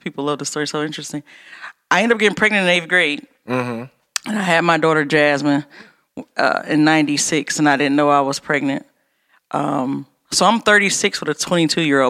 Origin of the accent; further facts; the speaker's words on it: Detroit, Michigan, United States; I grew up on the East Side, 94 in Cashew